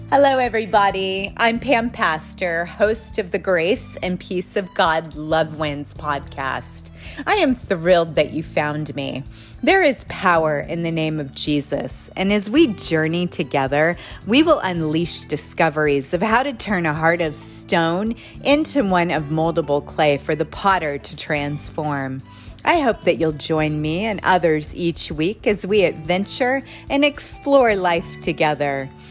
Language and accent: English; United States; As an American